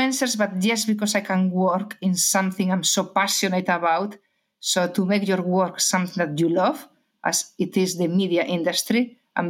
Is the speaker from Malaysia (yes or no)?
no; Galicia, Spain; accent: Spanish; English is a second language; I'm Spanish, as many people already realize because of my accent, from Galicia.